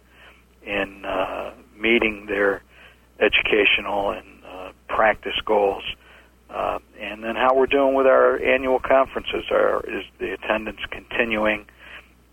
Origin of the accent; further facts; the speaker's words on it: Cleveland, Ohio, United States; also born or lived in Chicago, Illinois; now in Atlanta, United States; Born in Chicago, grew up in Cleveland, Ohio, came to Atlanta in 1974